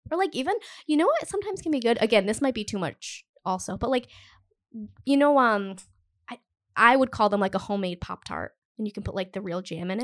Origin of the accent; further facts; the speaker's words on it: Cumberland, Rhode Island, United States; I grew up in Cumberland, which is, like, there's no main street in Cumberland